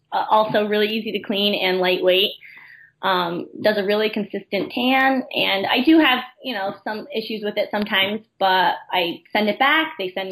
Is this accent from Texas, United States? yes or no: no; Enfield, Connecticut, United States; I was from Enfield, Connecticut, and then ended up being that I went to high school with her husband